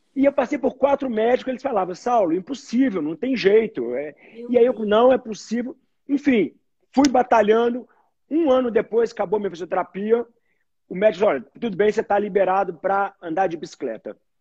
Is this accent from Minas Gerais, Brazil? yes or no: yes; Belo Horizonte, Minas Gerais, Brazil; Sou mineiro, sou mineiro de Belo Horizonte